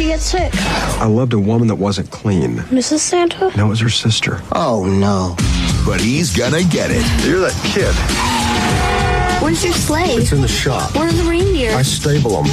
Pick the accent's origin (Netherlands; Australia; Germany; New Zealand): New Zealand; growing up on Christmas in the '90s in New Zealand